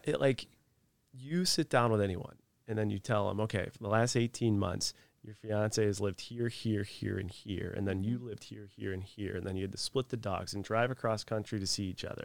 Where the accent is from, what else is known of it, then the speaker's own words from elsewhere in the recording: Northeast, United States; moved away; I come from the Northeast